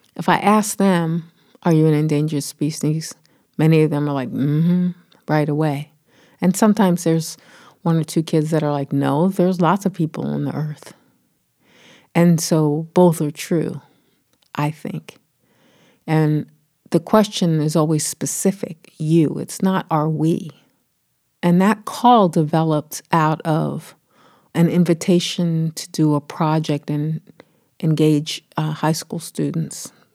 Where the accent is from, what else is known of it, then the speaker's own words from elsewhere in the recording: Philadelphia, Pennsylvania, United States; I grew up on the East Coast in Philly